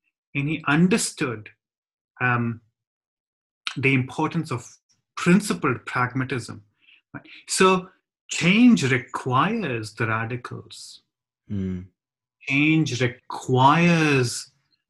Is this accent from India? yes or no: yes; India; now in United Kingdom; as an Indian